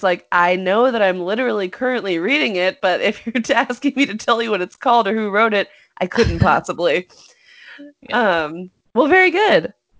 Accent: North Carolina, United States; Kakalaki, baby. I am from North Kakalaki, if anyone asks

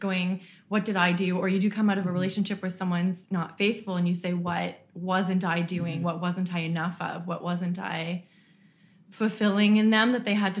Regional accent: Ottawa, Ontario, Canada; I'm originally from Ottawa

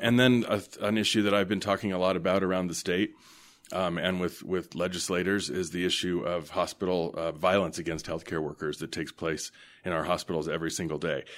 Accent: Denver, Colorado, United States; moved away as an adult; also born or lived in Chicago / Washington, D.C. / Vermont; I was born and raised here in Denver

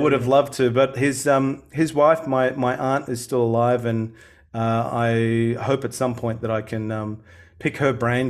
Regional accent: Sydney, New South Wales, Australia; moved away as an adult; now in Melbourne, Australia; I was born and raised in Sydney

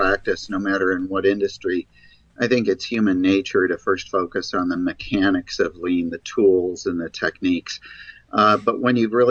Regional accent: Michigan, United States; I was raised in Michigan

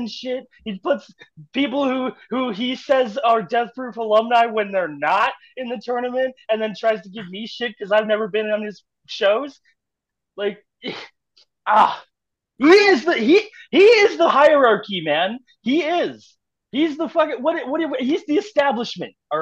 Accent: Canada; I'm still Canadian.

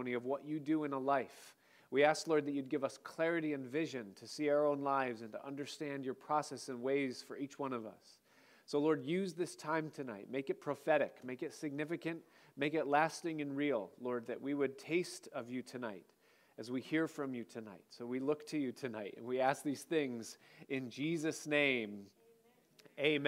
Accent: Rochester, New York, United States; Where I grew up outside of Rochester, we lived in a place where we were kind of located

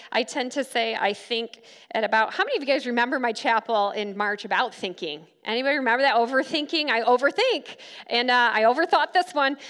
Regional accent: Grand Rapids, Michigan, United States; moved away as an adult; also born or lived in Silver Lake Sand Dunes, Michigan; now in Kansas, United States; I grew up in Grand Rapids, but I lived right here at Silver Lake Sand Dunes for about five years

